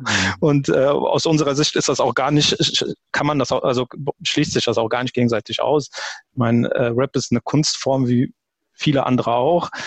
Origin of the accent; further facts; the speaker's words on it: Germany; ich bin, ich bin Deutscher